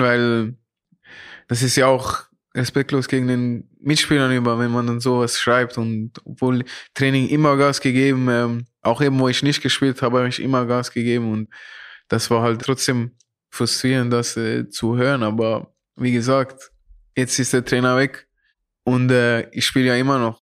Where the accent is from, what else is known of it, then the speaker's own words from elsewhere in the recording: Zurich, Switzerland; moved away as an adult; now in Frankfurt, Germany; wie Zürich, wo ich aufgewachsen bin